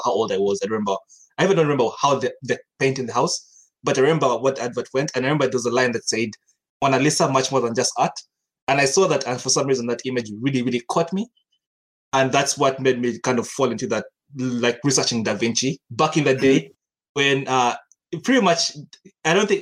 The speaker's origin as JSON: {"language": "English", "country": "Uganda", "tie": "born or raised there", "also_born_or_lived": "Kenya", "said": "back home is Uganda. I'm from Uganda. I grew up in Uganda and Kenya. I was in Kenya for 10 years"}